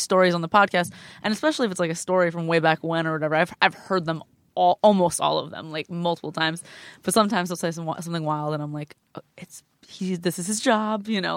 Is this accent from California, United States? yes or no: yes; Glendale, California, United States; From Glendale, California.